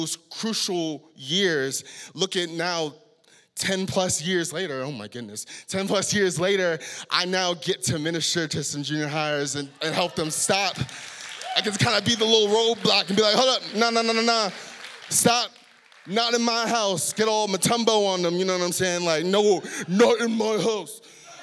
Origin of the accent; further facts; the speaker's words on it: San Diego, California, United States; moved away as an adult; now in Salt Lake City, United States; born and raised in San Diego, a very, ghetto part of San Diego